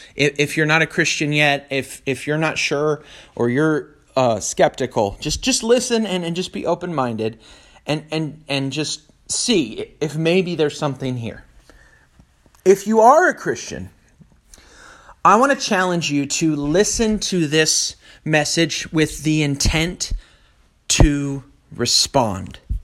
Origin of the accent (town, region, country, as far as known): Northern California, United States; born or raised there